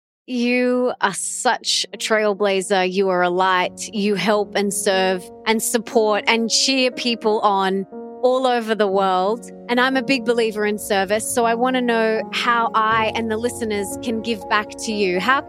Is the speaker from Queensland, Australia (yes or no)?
yes; Sunshine Coast, Queensland, Australia; my hometown of the Sunshine Coast